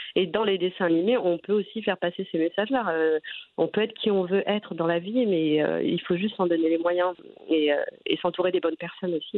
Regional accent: Trappes, Île-de-France, France; moi, j'ai grandi à Trappes, hein, mhm. en banlieue parisienne

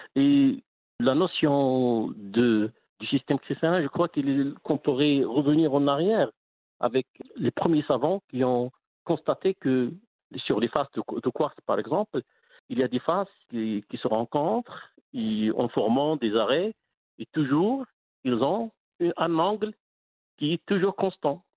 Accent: Aouli, Drâa-Tafilalet, Morocco; also born or lived in Midelt; now in Mibladen, Morocco; Je suis né à Aouli, c'est une ex-mine de 26 km de, de Midelt.

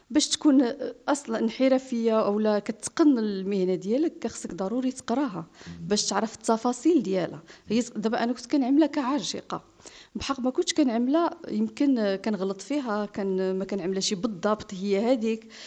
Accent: Morocco; آه باني جيت من المغرب وخلص ديك الثمن غير على ثلاث ايام

